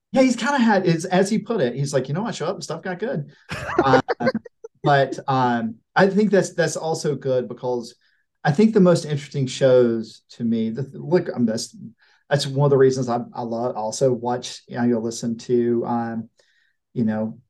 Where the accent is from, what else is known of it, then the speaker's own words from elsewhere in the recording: Blackshear, Georgia, United States; I'm from I'm from Pierce County. I'm from Blackshear